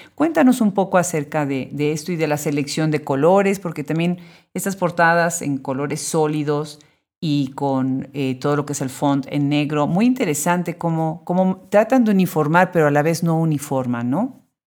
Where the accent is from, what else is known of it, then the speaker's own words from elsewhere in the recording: Puebla, Mexico; somos los que nacimos en Puebla